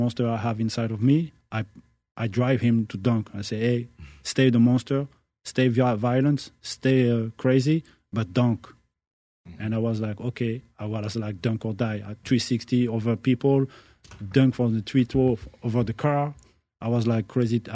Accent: France; I'm born in France. Mm. No, my parents, I'm from Algeria

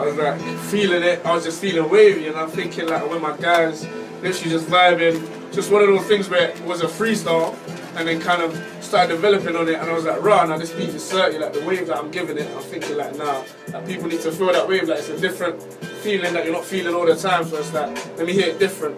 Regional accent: London, United Kingdom; I'm from West London. Country-wise, Caribbean, you know. But obviously, like, growing up in my area and stuff

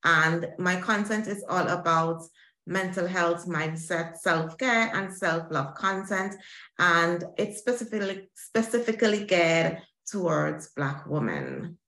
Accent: St. Vincent & Grenadines; moved away as an adult; now in London, United Kingdom; born and bred in the Caribbean from the island of St. Vincent and the Grenadines. I moved to London in 2018 because I got married, and so I joined my husband here, and I've been living here ever since.

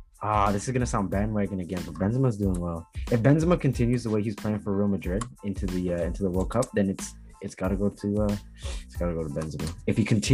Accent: Jamaica; You know, I'm Jamaican, so you know it's a bit of a bias.

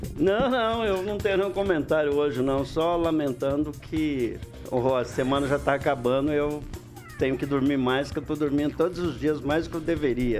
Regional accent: Alvorada, Paraná, Brazil; cresci no Alvorada

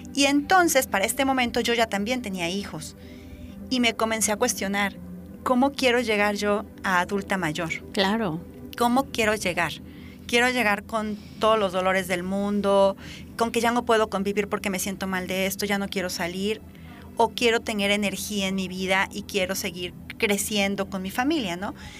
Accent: Veracruz, Mexico; en nuestro estado que somos tan ricos en naturaleza, en diversidad

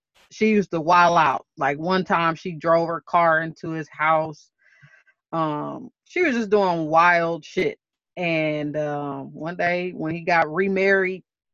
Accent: Oklahoma, United States; born or raised there; also born or lived in Milwaukee, Wisconsin

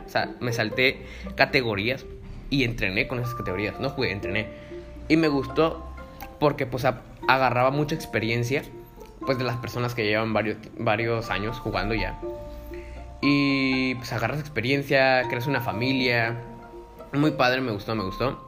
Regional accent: Tijuana, Baja California, Mexico; also born or lived in Mexico City; cuando me regresé a Tijuana, pues eh, en cuarto de primaria, de cuarto a sexto de primaria

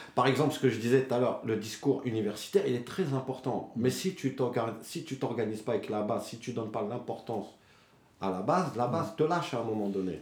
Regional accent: Dammarie-les-Lys, Île-de-France, France; now in Choisy-le-Roi, France; il y a des petites villes comme chez nous, à Damarie

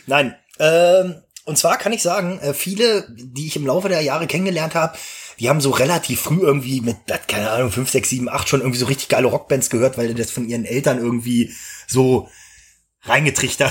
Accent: Gronau, Lower Saxony, Germany; Ich bin ja in Gronau an der Leine zur Schule gegangen.

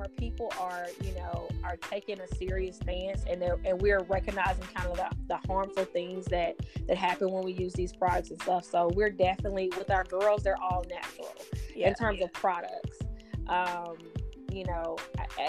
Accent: Meridian, Mississippi, United States; we grew up in Mississippi, so I have a Mississippi family

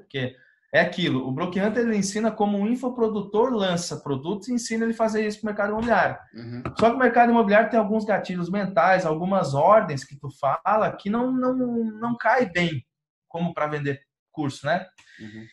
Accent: Rio Grande do Sul, Brazil; eu sou do Rio Grande do Sul

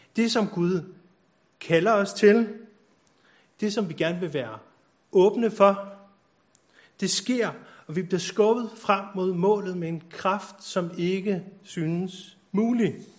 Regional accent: Copenhagen, Capital Region of Denmark, Denmark; now in Bornholm, Denmark; jeg er født på Nørrebro

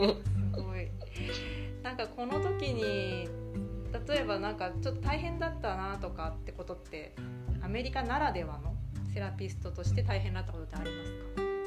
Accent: Japan; 私も日本で育って

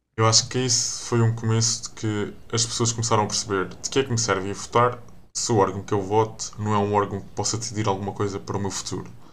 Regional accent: Azores, Portugal; also born or lived in United States; nós, enquanto açorianos

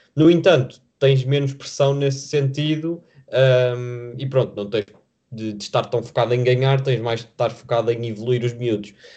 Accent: Vila Nova de Famalicão, Norte, Portugal; moved away as an adult; now in Lisbon, Portugal; apesar de eu estar a estudar em Lisboa, estar muitas vezes fora de Lisboa, porque eu sou de Famalicão

